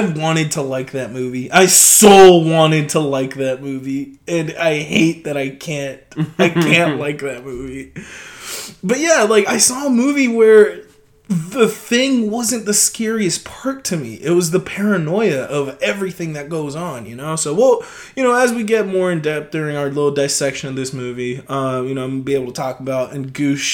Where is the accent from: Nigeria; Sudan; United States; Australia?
United States; us as American audiences